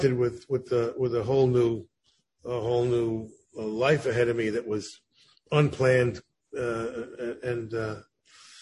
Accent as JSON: {"language": "English", "region": "New Jersey", "country": "United States", "tie": "born or raised there", "said": "growing up in New Jersey"}